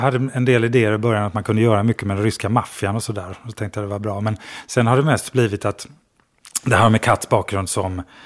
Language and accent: Swedish; Skogstorp, Halland County, Sweden; moved away; Jag kommer från Skogstorp utanför Falkenberg